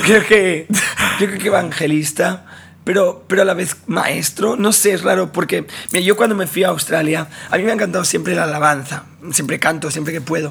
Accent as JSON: {"language": "Spanish", "town": "Barcelona", "region": "Catalonia", "country": "Spain", "tie": "born or raised there", "said": "Yo nací en Barcelona, sí, en, España. Ahí toda mi vida, así que toda la vida he crecido ahí"}